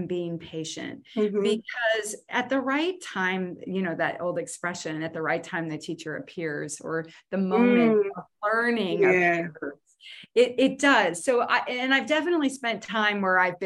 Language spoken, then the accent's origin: English; New Jersey, United States; moved away; I'm originally from New Jersey